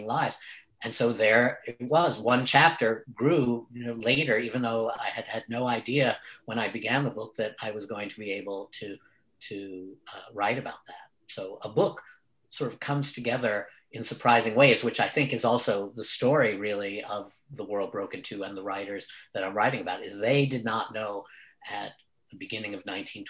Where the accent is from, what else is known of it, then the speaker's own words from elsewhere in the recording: New York City, New York, United States; that house that I grew up in Brooklyn